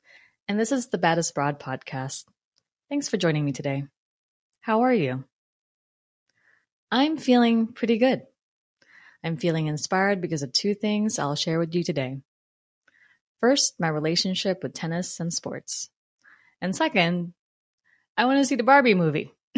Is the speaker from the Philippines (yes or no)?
yes; Philippines; Eric, along with Jeter, a young, and my young brother, Ezra, were my first group of friends growing up in the Philippines. That part of my childhood was magical.